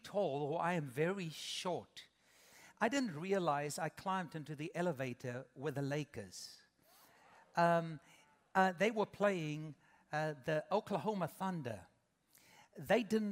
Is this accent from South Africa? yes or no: yes; South Africa; moved away as an adult; now in United States; 22 years ago, my wife and I came with our babies from South Africa